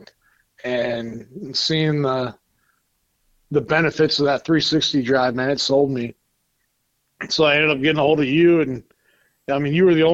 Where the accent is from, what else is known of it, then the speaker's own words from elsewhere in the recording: Wilton, California, United States; We grew up out in Wilton